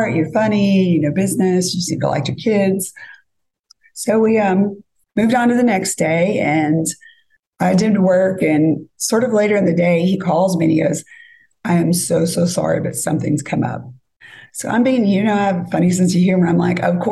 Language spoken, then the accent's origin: English; California, United States; moved away as an adult; now in Nashville, United States; we're both from California